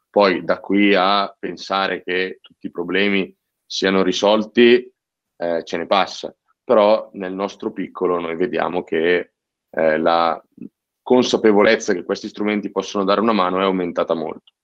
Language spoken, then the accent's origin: Italian; province of Cremona, Lombardy, Italy; io vengo dalla provincia di Cremona